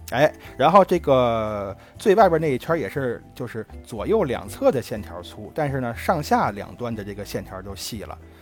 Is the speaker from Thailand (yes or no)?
no; Beijing, China; moved away; 我北京的家里还有一件文化衫呢